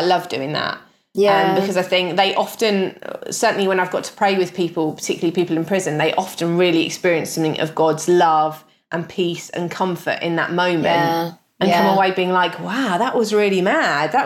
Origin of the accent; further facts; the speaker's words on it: United Kingdom